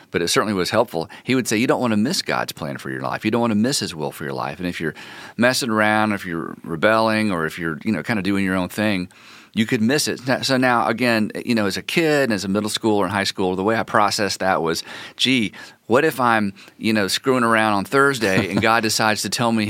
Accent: North Carolina, United States; born there; also born or lived in Ohio / Florida; I was born in North Carolina in a little tiny town outside of Hendersonville, and Hendersonville is a little tiny town.

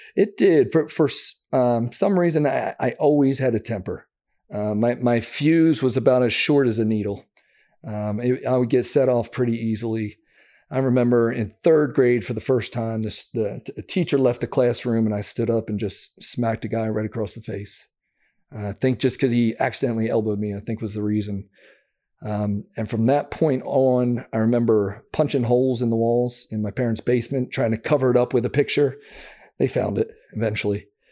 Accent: Downingtown, Pennsylvania, United States; I grew up just outside of Philadelphia, Pennsylvania, called Downingtown, Pennsylvania.

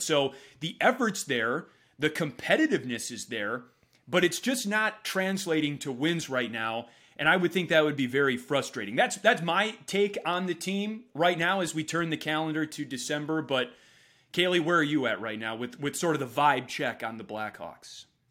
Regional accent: Wisconsin, United States; now in Chicago, United States; Growing up in Wisconsin without an NHL team, I spent my Sundays watching Kenny

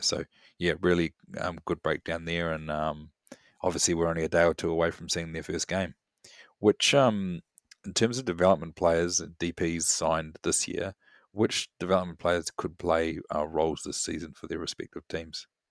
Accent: Wellington, New Zealand; my hometown of Wellington

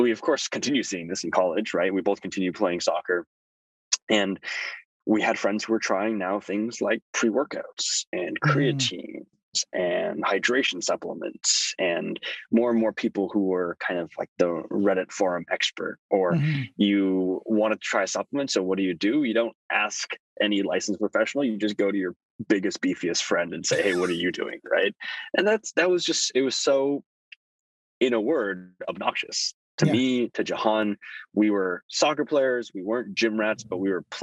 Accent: Thousand Oaks, California, United States; also born or lived in Toronto, Canada; we moved to a little sleepy town called Thousand Oaks, north of Los Angeles. And that's where I grew up

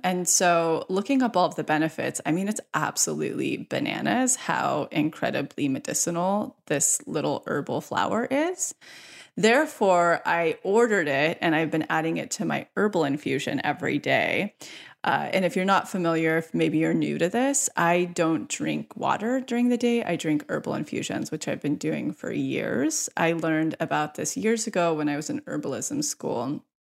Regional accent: near Yosemite, California, United States; moved away as an adult; now in Los Angeles, United States; the house I created up in Yosemite, close to my hometown

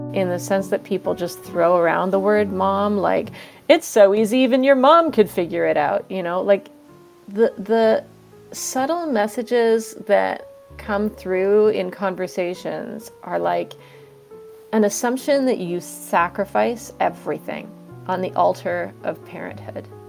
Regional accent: Vancouver, British Columbia, Canada; moved away as an adult; now in Cambridge, United States; I live in Cambridge, Massachusetts, uh, but I'm from Vancouver, Canada.

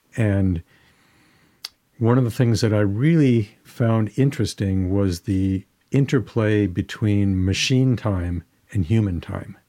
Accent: Detroit, Michigan, United States; moved away; I grew up in Detroit and, uh, around great Motown artists.

